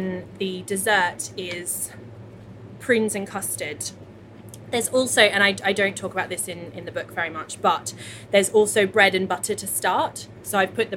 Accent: Australia; now in London, United Kingdom; as a child growing up in Australia

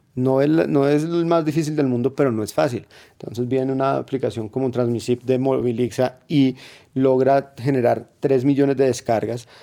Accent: Colombia; como colombiano en general

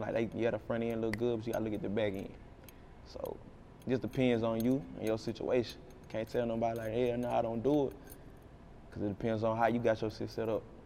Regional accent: Jacksonville, Texas, United States; I'm from Texas. Like, this the only land I know.

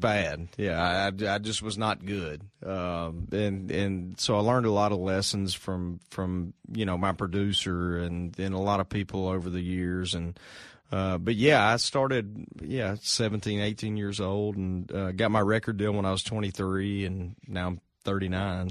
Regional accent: Arkansas, United States; moved away as an adult; now in Nashville, United States; moved from from home in Arkansas

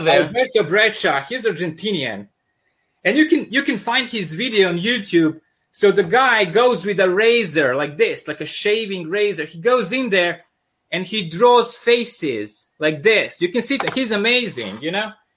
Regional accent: Serbia; accent: thick accent; sounds like Russian mobsters; English is a second language; also born or lived in Yugoslavia; now in Michigan, United States; I'm originally from Serbia. That's why I have this uh, thick accent

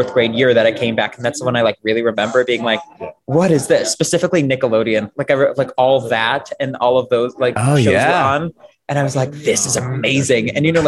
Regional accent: Buffalo, New York, United States; also born or lived in Florida / Germany / Las Vegas; I was born in Florida, spent most of my childhood in Germany, then moved to Vegas. And then we finally settled in Buffalo, New York, which is where I went to high school.

